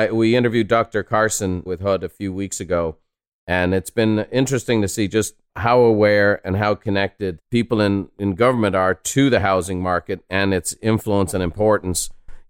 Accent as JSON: {"language": "English", "country": "Ireland", "moved": "yes", "said": "I'm a son of a house painter. I'm an immigrant from Ireland. I'm a fifth generation house painter."}